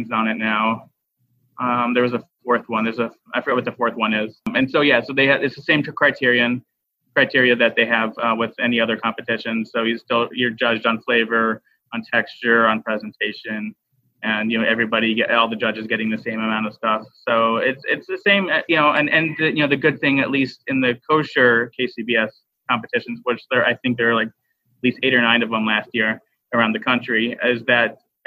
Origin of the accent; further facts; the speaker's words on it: Arkansas, United States; I grew up in Arkansas